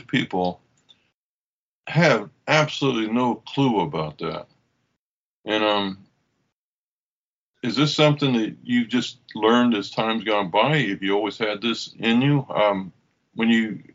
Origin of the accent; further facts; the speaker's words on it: Oklahoma, United States; I grew up in Oklahoma